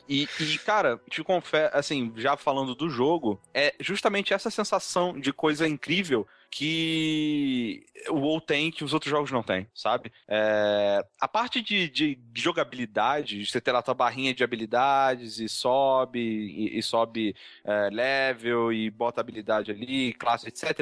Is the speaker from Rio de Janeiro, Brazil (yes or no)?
yes; Rio de Janeiro, Brazil; eu cresci no Rio